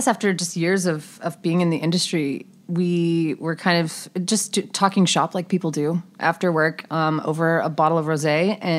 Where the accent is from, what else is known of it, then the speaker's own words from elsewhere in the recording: the Carolinas, United States; now in Charleston, United States; We're both from the Carolinas.